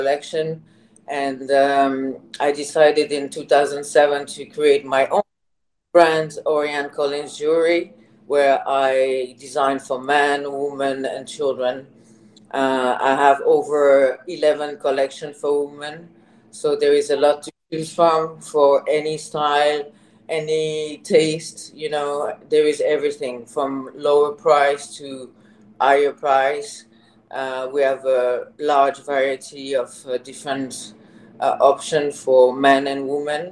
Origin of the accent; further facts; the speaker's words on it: Switzerland; English is a second language; moved away; So I was born in Switzerland. I'm half Swiss, half Thai. Mother is Thai. I live all my childhood in Switzerland, and I did all my studies there